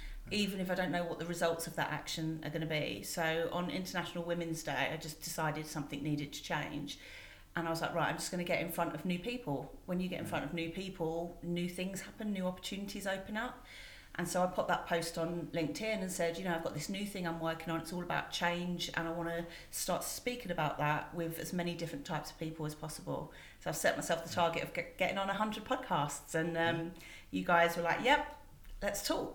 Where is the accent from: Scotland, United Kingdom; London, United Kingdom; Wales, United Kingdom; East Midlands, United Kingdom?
London, United Kingdom; also born or lived in Winchester; I grew up in Forestgate, Stratford, like East London